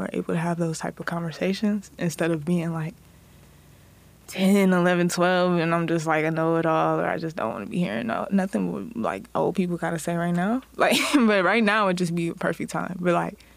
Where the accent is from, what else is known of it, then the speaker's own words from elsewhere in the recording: Garland, Texas, United States; also born or lived in Los Angeles, California; I'm from Dallas.